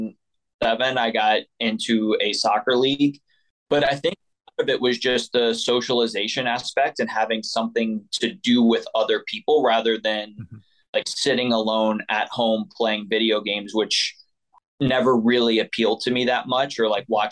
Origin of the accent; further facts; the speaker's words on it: New Orleans metro area, Louisiana, United States; I am originally from the New Orleans metro area, a little bit south of the city. So we were pretty rural, like a town of 10,000 people.